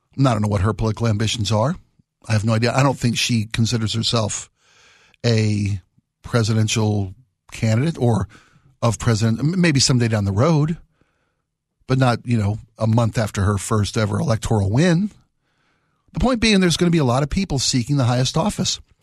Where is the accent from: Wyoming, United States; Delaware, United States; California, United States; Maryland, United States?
Maryland, United States; I was born and raised in Maryland